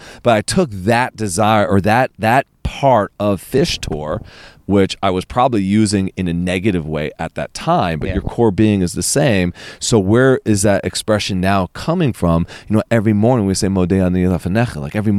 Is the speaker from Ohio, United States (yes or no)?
no; Princeton, New Jersey, United States; born there; also born or lived in Boston / Florida / Buffalo / Philadelphia; I was born in Princeton.